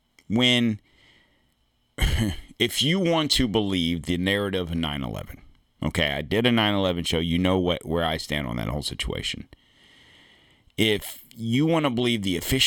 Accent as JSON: {"language": "English", "country": "United States", "said": "I'm an American"}